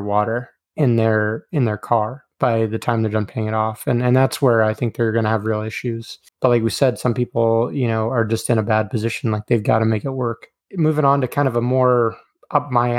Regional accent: Oklahoma, United States; Growing up in Oklahoma

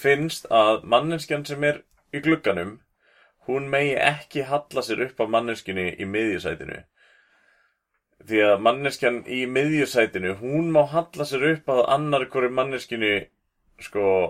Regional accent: Iceland; fólk heyrir á sér frá Íslandi

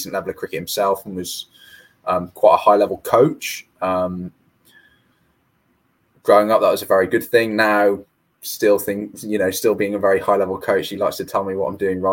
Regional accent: Newport, Wales, United Kingdom; I'm from Newport, so that was in the county of Gwent

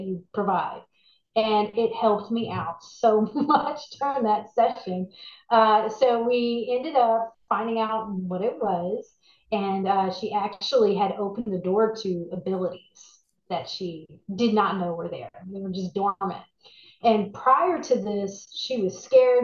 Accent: Dallas, Texas, United States; moved away as an adult; now in New Orleans, United States; I was raised in Texas. In Dallas. So I was in, you know, Northeast Texas

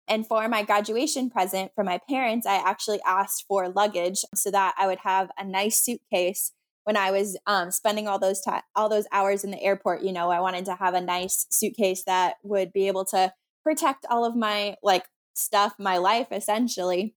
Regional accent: Minnesota, United States; I'm from Minnesota

